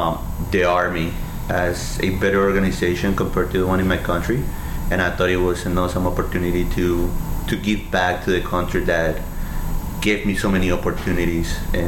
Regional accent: Colombia; now in United States; For me, so I was born and raised in Colombia, South America

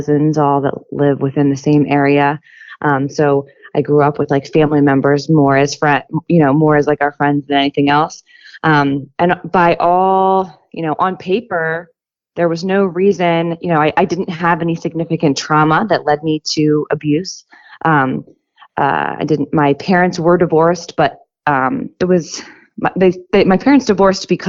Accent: Philadelphia, Pennsylvania, United States; I'm from Pennsylvania, the suburbs of Philadelphia

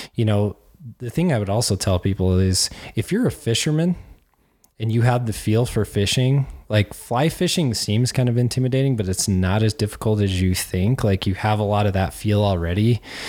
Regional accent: Cheyenne, Wyoming, United States; moved away; I grew up in Cheyenne, Wyoming

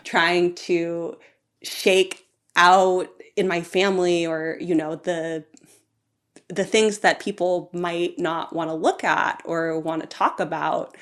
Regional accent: Homer, Alaska, United States; I grew up in Homer, and, and I had a very beautiful childhood

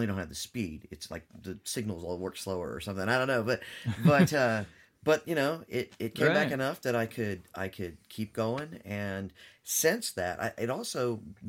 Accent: California, United States; also born or lived in Alabama / Florida / Georgia; now in Tennessee, United States; I grew up in California, but I've lived all over the country. I've moved around for different reasons.

